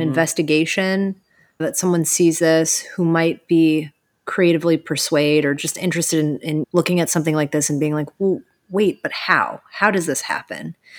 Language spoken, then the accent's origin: English; Cleveland, Ohio, United States; moved away as an adult; also born or lived in New York City / Austin; now in Erie, United States; I'm originally from Cleveland